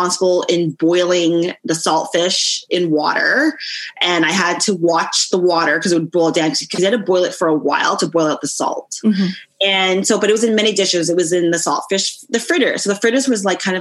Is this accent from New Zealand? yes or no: no; Mississauga, Ontario, Canada; also born or lived in Toronto / Etobicoke; I grew up most of my child, like the rest of my childhood in Mississauga proper. Yeah. I'm a Saga girl